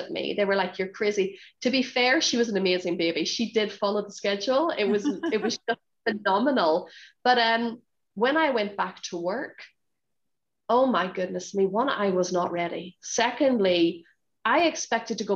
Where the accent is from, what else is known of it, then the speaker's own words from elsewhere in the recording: Northern Ireland, United Kingdom; moved away as an adult; now in Hong Kong; I grew up in Northern Ireland, so both my parents are from Northern Ireland